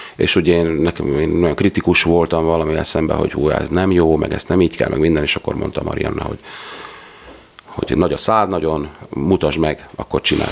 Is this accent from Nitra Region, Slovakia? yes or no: no; Dióspatony, Trnava Region, Slovakia; én Diospatonyiból származom